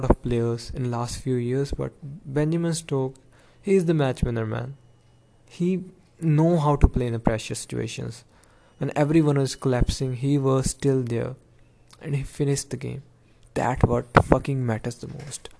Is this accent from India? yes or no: yes; India; I am from India